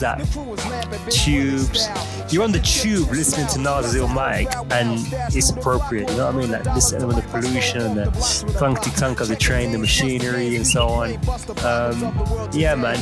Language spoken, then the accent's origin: English; London, United Kingdom; I'm from London, which is comparable to New York